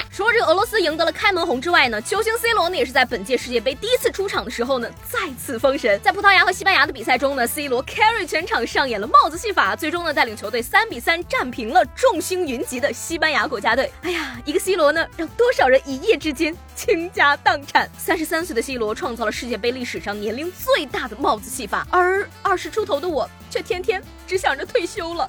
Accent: northern China, China; 做一个北方人的，从小到大吃的粽子全都是甜的

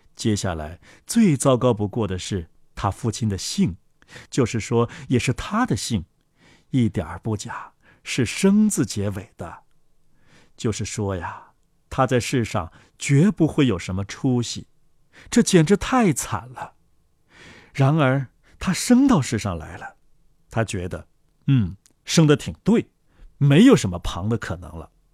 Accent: China; 我们是中国人

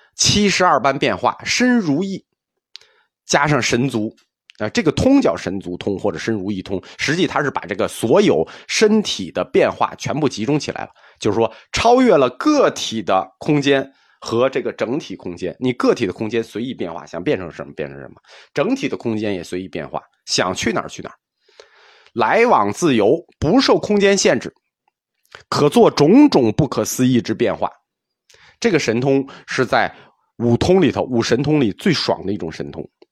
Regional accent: China; 我们中国人

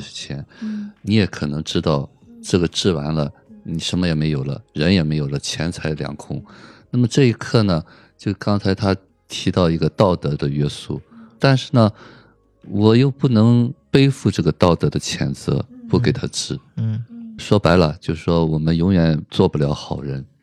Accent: China; 这也是我们中国人看穿生死的一种表达方式

